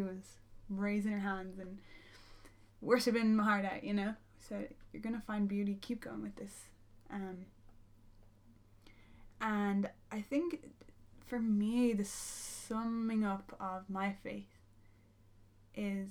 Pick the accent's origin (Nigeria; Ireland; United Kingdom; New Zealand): Ireland; as an Irish person